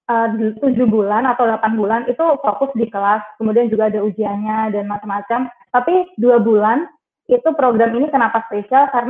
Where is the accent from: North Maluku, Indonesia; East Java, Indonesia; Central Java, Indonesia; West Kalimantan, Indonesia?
East Java, Indonesia; Trenggalek; aku besar dan lahir di Trenggalek, jadi asli Trenggalek. Uh, SD, SMP, SMA di Trenggalek.